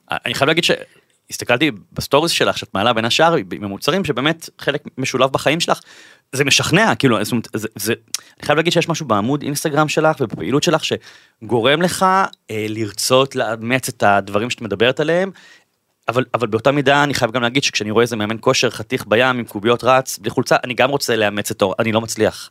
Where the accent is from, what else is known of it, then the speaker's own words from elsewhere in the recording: Bat Yam, Tel Aviv District, Israel; moved away as an adult; now in Tel Aviv, Israel; אני אה, גר בתל אביב מגיל 21, במקור אני מבת ים